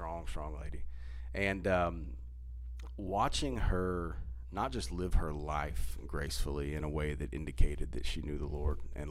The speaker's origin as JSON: {"language": "English", "town": "Hull", "region": "Texas", "country": "United States", "tie": "born or raised there", "said": "my grandmother and I talked about growing up in Hull, Texas. She lived like half a mile from us my whole life"}